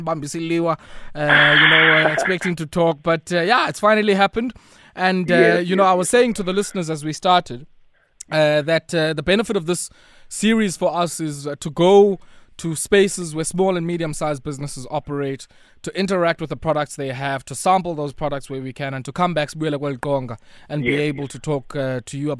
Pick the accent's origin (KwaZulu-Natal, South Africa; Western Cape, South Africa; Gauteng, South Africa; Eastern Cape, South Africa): Eastern Cape, South Africa; Komani KwaMlungisi; my hometown, Nkomani KwaMlungisi